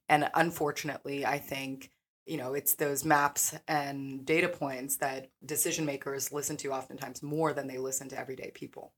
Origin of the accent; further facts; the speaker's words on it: Kansas City, Missouri, United States; So I came back home to do thesis research my senior year on evictions in Kansas City.